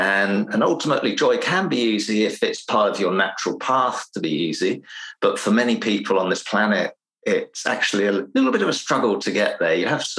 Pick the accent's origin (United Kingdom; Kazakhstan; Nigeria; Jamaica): United Kingdom; England; now in Finland; I'm originally from England, but I spent most of my life in Finland, which has given me a little bit of a strange English accent